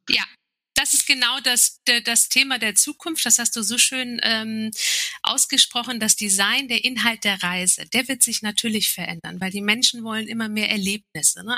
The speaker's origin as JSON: {"language": "German", "country": "Turkey", "said": "als Türkin"}